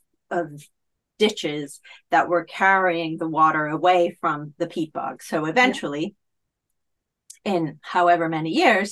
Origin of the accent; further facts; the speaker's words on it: Italy; now in United Kingdom; I've been living in the UK for a very long time, a couple of decades, in fact. And I grew up in Italy as well.